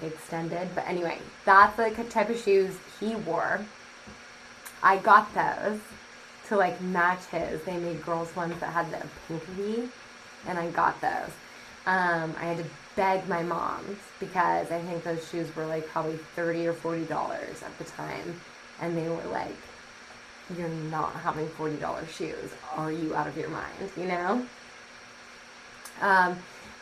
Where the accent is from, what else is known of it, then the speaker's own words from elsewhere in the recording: Sacramento, California, United States; I was born and raised in Sacramento, and I was raised in a neighborhood called River Park.